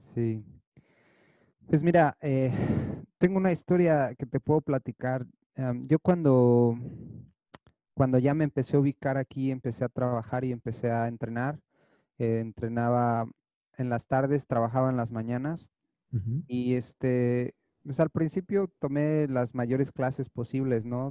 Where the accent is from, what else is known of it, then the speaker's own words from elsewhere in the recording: Toluca, State of Mexico, Mexico; moved away as an adult; now in Los Angeles, United States; yo crecí, nací, crecí en México, en Toluca estaba en México